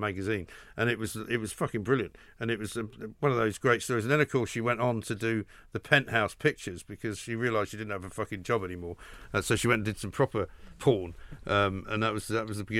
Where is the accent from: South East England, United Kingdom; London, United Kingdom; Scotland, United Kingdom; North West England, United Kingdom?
London, United Kingdom; you were from London